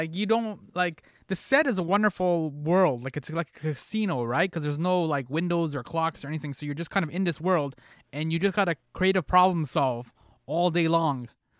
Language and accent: English; Canada; as Canadians, we consume a lot of American culture without being part of American culture.